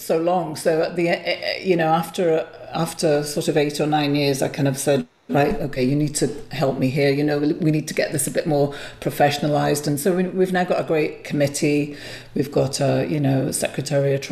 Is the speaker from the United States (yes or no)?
no; Liverpool, North West England, United Kingdom; now in Glasgow, United Kingdom; Liverpool is my hometown.